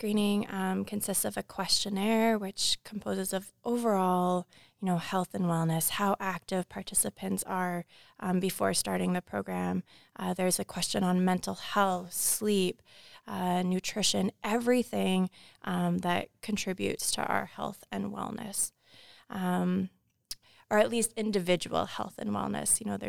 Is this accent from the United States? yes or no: no; British Columbia, Canada; born there; now in Kamloops, Canada; I was born here in on Musqueam territory, but now reside on Tsikwatmekulu in Kamloops.